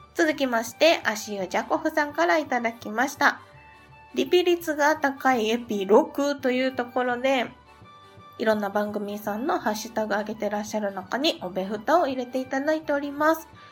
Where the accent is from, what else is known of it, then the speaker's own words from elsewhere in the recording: Kansai, Japan; 私も関西出身